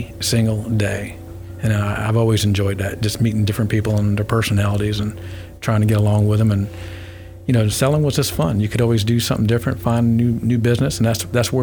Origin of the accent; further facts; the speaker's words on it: Hawthorne, Florida, United States; also born or lived in Albany, New York; that's how we got to Hawthorne, Florida. And that's where I went to school